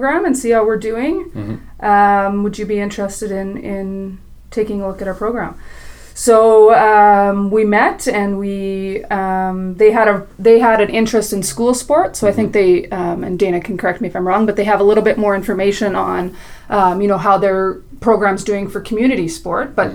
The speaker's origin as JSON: {"language": "English", "town": "Saskatoon", "region": "Saskatchewan", "country": "Canada", "tie": "born or raised there", "said": "I'm from Saskatoon, mm-hmm. Saskatchewan, born and raised"}